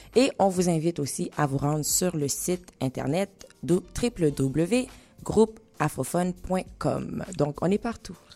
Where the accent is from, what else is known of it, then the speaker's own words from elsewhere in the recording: Haiti; chez nous, en Haïti